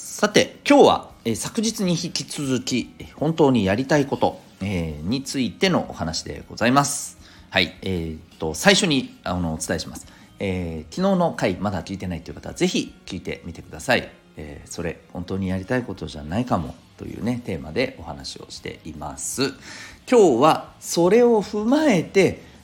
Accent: Okinawa, Japan; 私あの沖縄の出身ですけどね

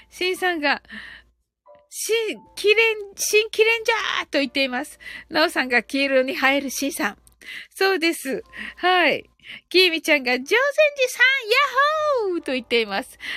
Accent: Kyushu, Japan; 九州人なんで、私ね、ちょっと発音が。

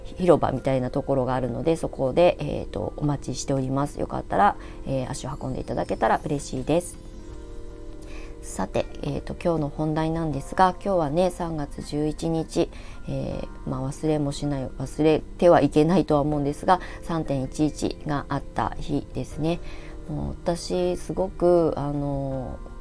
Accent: Ibaraki, Japan; now in Shonan, Japan; 地元があの生まれ育ったところが茨城県

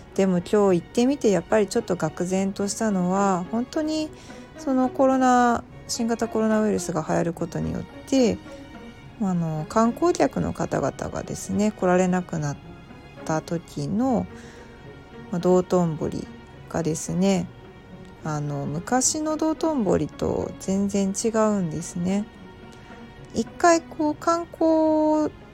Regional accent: Osaka, Japan; 私は生まれも育ちも大阪人ですし

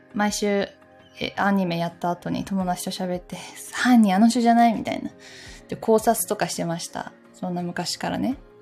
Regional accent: Takayama, Gifu, Japan; now in Tokyo, Japan; 私の地元の岐阜県の高山市

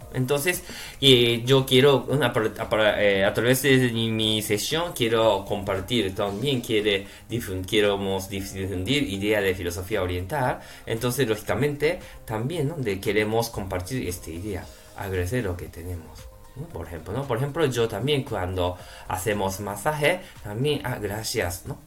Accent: Japan; Spanish is a second language; now in Spain; soy japonés

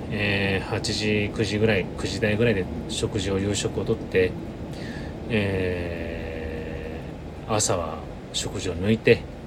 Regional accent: Sapporo, Hokkaido, Japan; moved away; 私の実家はあ北海道の札幌でして

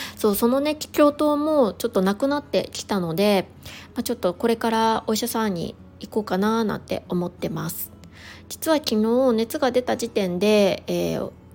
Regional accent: Niigata, Japan; moved away; 私の実家は新潟

